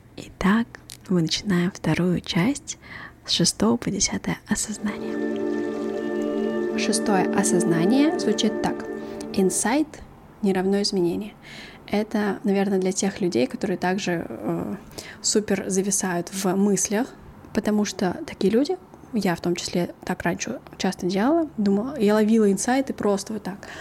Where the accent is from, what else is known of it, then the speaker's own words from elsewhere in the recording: Kattakurgan, Samarqand Region, Uzbekistan; also born or lived in Korea (ancestry); now in South Korea; я родилась в Узбекистане, в городе Катакурган, и моя мама там родилась